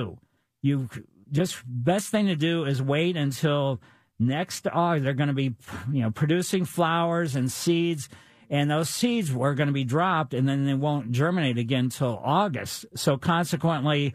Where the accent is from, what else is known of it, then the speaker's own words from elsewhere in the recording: Ellisville, United States; we had junipers in front of our house when I was growing up in Ellisville, and we had bagworms